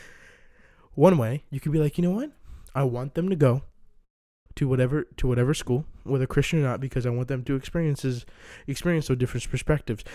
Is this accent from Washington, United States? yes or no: no; DMV area, Maryland, United States; born and raised in Maryland, D N V area.